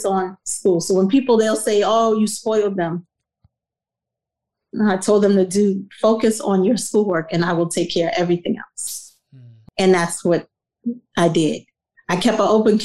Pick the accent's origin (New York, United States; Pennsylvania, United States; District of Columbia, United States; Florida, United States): New York, United States; New York City; moved away; growing up where I grew up in South Jamaica, Queens in the 80s